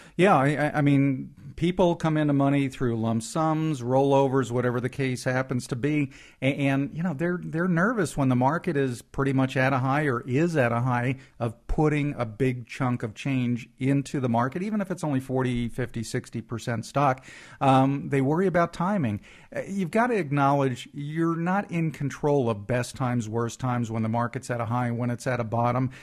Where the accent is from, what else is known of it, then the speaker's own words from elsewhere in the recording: East Coast, United States; moved away; Growing up on the East Coast